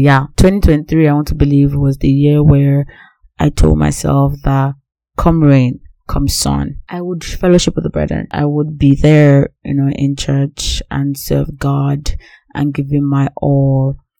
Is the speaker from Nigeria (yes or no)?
yes; Nigeria; Growing up as Nigerian